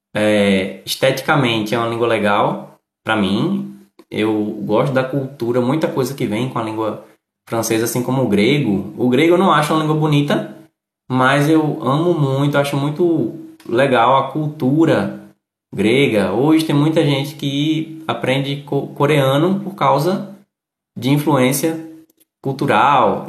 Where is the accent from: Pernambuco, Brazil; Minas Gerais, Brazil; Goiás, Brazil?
Pernambuco, Brazil; Recife; eu moro no Nordeste, sou do Recife